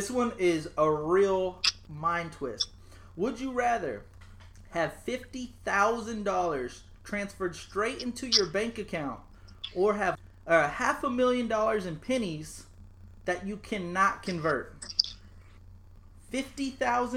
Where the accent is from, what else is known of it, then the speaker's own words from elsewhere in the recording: San Antonio, Texas, United States; we're from San Antonio and we're Latino.